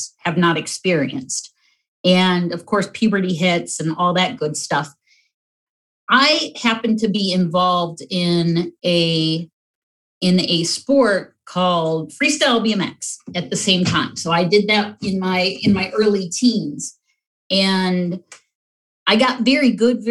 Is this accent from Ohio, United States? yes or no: yes; North Summit County, Ohio, United States; I grew up in North Summit County on a 180-acre farm.